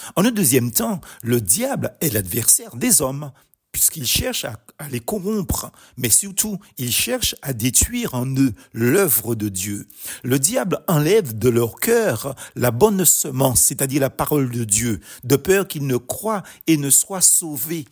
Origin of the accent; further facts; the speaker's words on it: Martinique; Chez nous aux Antilles